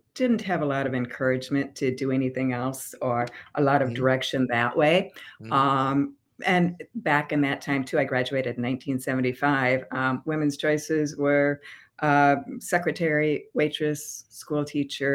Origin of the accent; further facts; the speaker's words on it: Albert Lea, Minnesota, United States; also born or lived in Rochester, Minnesota; I was born in Albert Lea, Minnesota